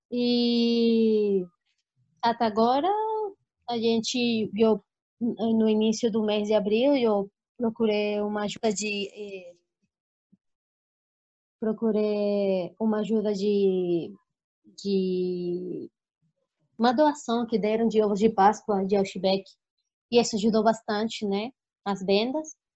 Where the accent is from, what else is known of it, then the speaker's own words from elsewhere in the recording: Colombia; Portuguese is a second language; now in Brazil; Café, que eu gosto do café, Colômbia e tal, que eu venho da Colômbia, o café é bom, aqui em Brasil também é bom café